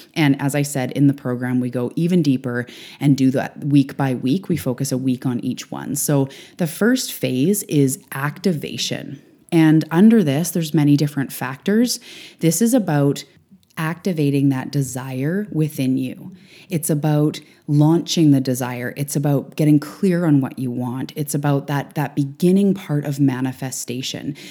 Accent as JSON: {"language": "English", "country": "Canada", "also_born_or_lived": "Vancouver Island, British Columbia", "said": "I am a Canadian living on the West Coast"}